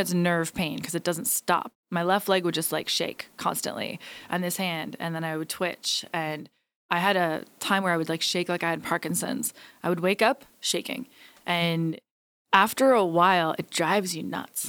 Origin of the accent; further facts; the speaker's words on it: Hamilton, Ontario, Canada; Hamilton, Ontario, my hometown